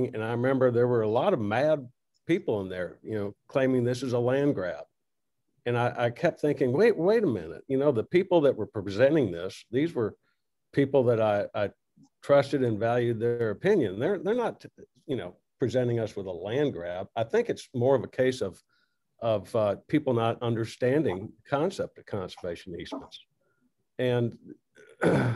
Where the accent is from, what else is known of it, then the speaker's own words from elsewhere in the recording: Corpus Christi, Texas, United States; I was raised in Corpus